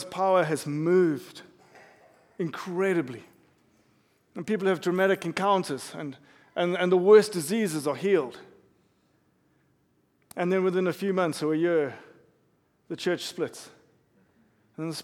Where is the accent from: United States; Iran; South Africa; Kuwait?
South Africa; I'm South African. I grew up in South Africa